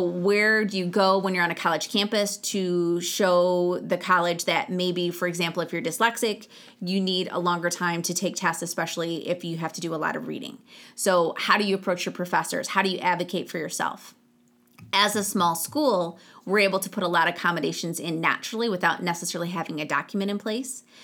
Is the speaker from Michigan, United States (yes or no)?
yes; Genesee County, Michigan, United States; I grew up in Genesee County, just outside of Flint, Michigan.